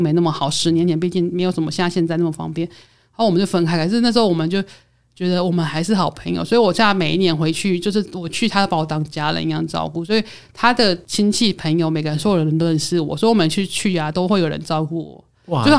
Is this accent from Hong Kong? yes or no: no; Taiwan; 所以我觉得我有时候觉得他们跟我们台湾人好像，有时候啦